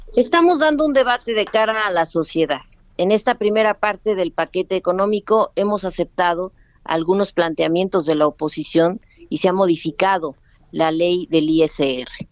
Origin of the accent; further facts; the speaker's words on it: Mexico; como mexicanas y mexicanos